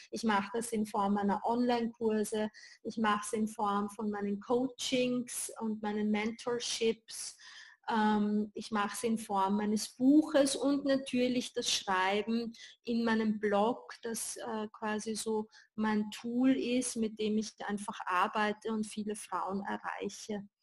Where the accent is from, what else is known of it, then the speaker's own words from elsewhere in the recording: Vienna, Austria; born there; Äh, ich bin hier in Wien geboren und lebe auch hier.